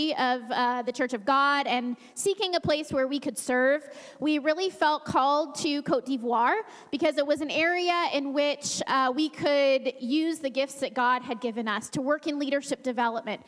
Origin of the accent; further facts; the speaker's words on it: Woodburn, Oregon, United States; moved away as an adult; I'm from Woodburn, Oregon. So I grew up, we were a pastor's family